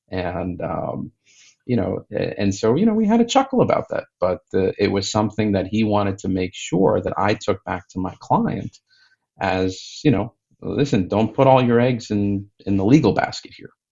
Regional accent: United States; growing up in the United States in the uh, you know 70s and 80s

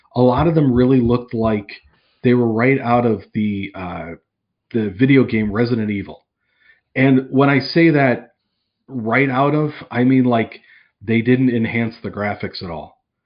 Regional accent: outside of Chicago, Illinois, United States; I grew up outside of Chicago

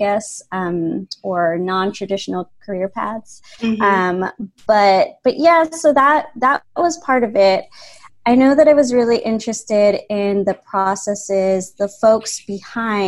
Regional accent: Chicago, Illinois, United States; moved away as an adult; now in Pittsburgh, United States; I grew up in Chicago

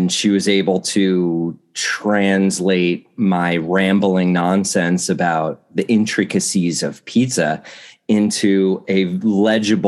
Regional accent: New Jersey, United States; I grew up in New Jersey

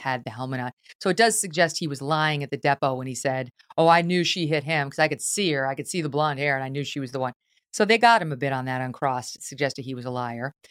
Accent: Albany, New York, United States; my hometown, Albany, New York

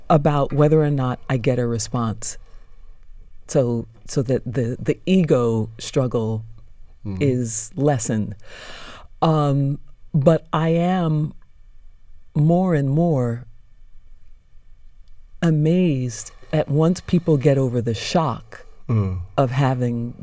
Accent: United States; I'm American

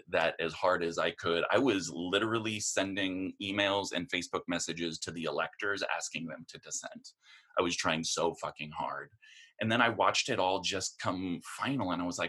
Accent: Portland, Oregon, United States; I'm from Portland, Oregon

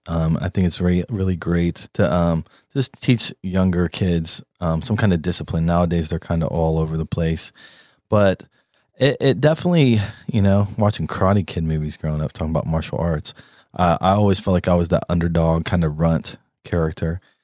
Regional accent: Columbus, Ohio, United States; also born or lived in Houston, Texas / Maine / Florida / Los Angeles; now in North Carolina, United States; I was raised in Columbus, Ohio

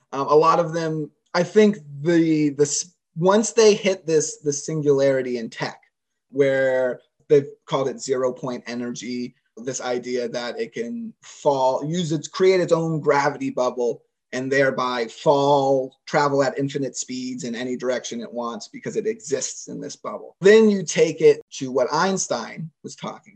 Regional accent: Sarasota, Florida, United States; I'm from Sarasota

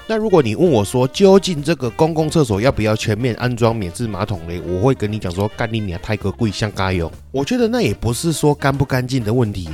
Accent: Taichung, Taiwan; 我们台中人

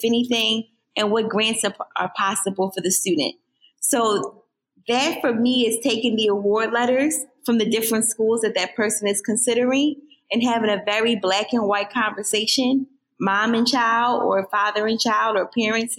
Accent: Philadelphia, Pennsylvania, United States; also born or lived in Bloomsburg, Pennsylvania; I born and raised in Philadelphia

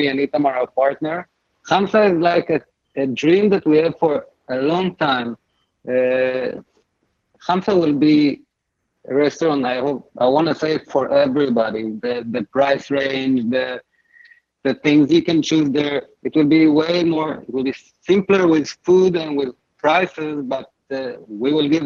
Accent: Israel; moved away; I'm Israeli, I come from Israel. That's the food we eat in Israel. That's how I call it. I wasn't born in Lebanon. I wasn't born in Egypt. I was born in Israel

